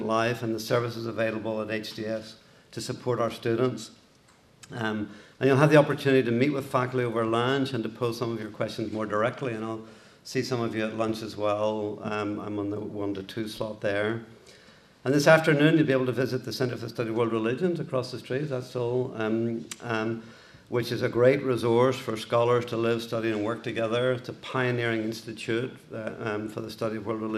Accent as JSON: {"language": "English", "town": "Belfast", "region": "Northern Ireland", "country": "United Kingdom", "tie": "born or raised there", "also_born_or_lived": "Boston, United States", "accent": "Irish", "moved": "as an adult", "lives_now": "United States", "said": "You can tell my accent is Irish. I grew up in, I was born in Belfast in Northern Ireland"}